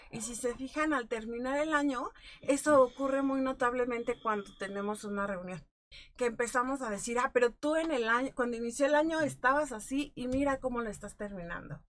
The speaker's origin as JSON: {"language": "Spanish", "country": "Mexico", "said": "como cultura mexicana"}